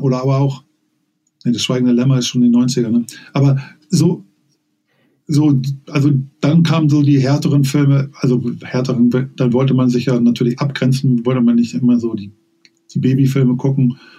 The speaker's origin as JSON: {"language": "German", "region": "Hamburg", "country": "Germany", "tie": "born or raised there", "also_born_or_lived": "Lower Saxony", "said": "aufgewachsen in Niedersachsen ähm, bis zu meinem neunten Lebensjahr. Ich bin 1977 nach Hamburg gezogen"}